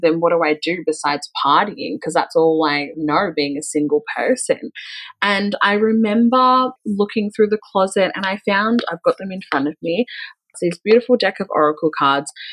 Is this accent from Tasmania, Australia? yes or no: no; Melbourne, Victoria, Australia; I'm originally from Melbourne, in like suburbia Melbourne, and I grew up in a pretty like white suburban town.